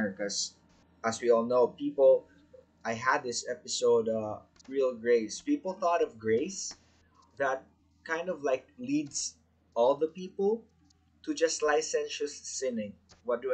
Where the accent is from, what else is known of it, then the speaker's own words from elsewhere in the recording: Philippines; being a Filipino, we are very hospitable